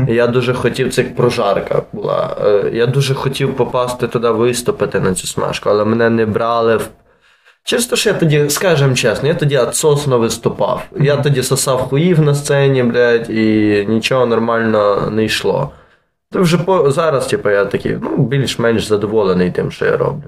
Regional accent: Lviv, Lviv Oblast, Ukraine; born or raised there

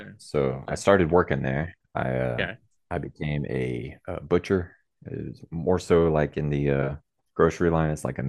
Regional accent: Texas, United States; So I grew up in Central Texas. My dad was military. He retired from the U.S. Army.

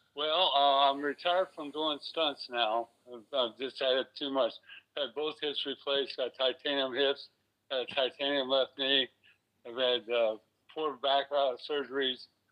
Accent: West Palm Beach, Florida, United States; I'm from West Palm

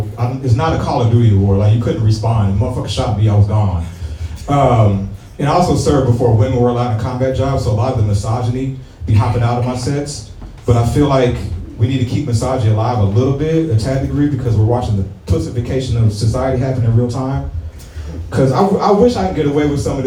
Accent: St. Louis, Missouri, United States; I am from St. Louis

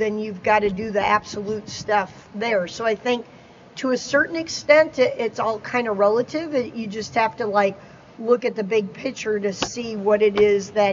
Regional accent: Champaign, Illinois, United States; I grew up in Champaign, Illinois

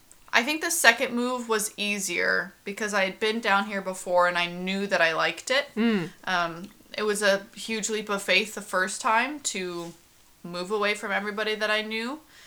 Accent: Washington, United States; moved away as an adult; also born or lived in Anaheim, California; now in Huntington Beach, United States; I grew up in Washington, and I went to school, my college in Washington, and I moved away to do the Disney College program, so I moved from Washington State down to Anaheim.

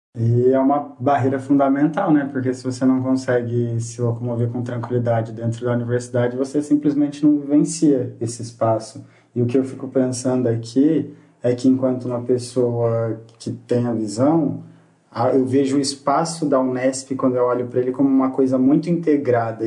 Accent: Presidente Prudente, São Paulo, Brazil; também sou daqui de Presidente Prudente

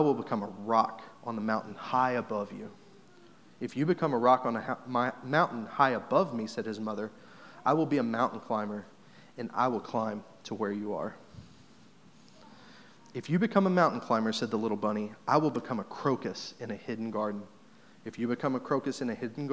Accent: Southeast Missouri, United States; your typical church attender, Southeast Missouri testimony

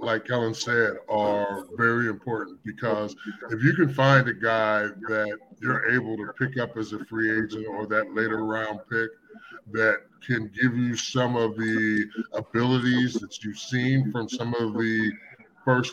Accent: Pittsburgh, Pennsylvania, United States; moved away as an adult; also born or lived in Chicago; I'm from Pittsburgh, and I'm still a Steelers fan

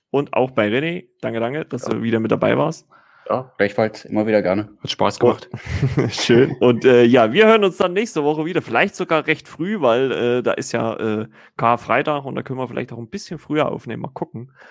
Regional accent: Saxony, Germany; now in Thuringia, Germany; obwohl ich eigentlich gebürtiger Sachse bin

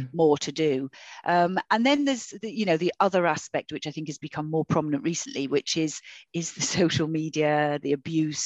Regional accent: Liverpool, North West England, United Kingdom; also born or lived in Knowsley; I grew up in Liverpool. You know, I grew up in the 70s and 80s and 90s in Liverpool.

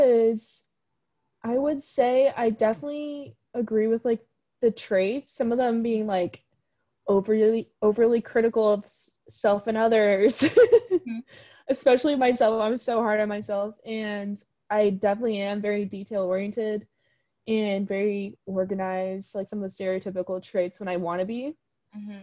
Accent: Ames, Iowa, United States; I'm from the Ames area

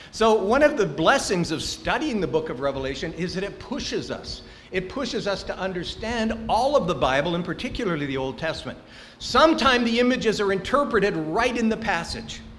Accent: Angola; born there; I was born in Angola.

